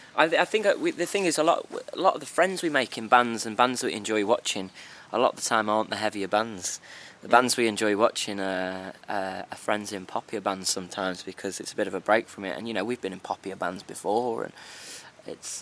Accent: Black Country, West Midlands, United Kingdom; we come from the Black Country

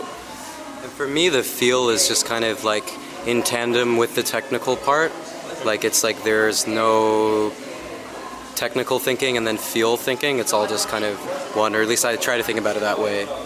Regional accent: New Jersey, United States; my hometown in New Jersey

